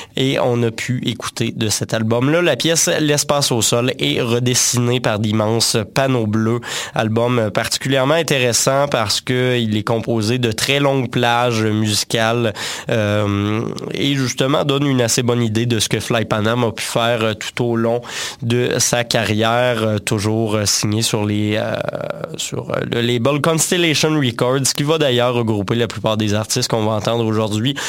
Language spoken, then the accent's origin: French; Quebec, Canada; chez nous au Québec